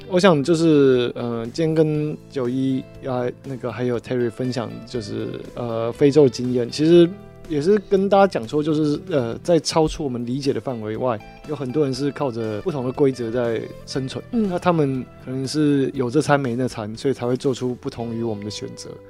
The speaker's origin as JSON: {"language": "Chinese", "country": "Taiwan", "said": "我们台湾人"}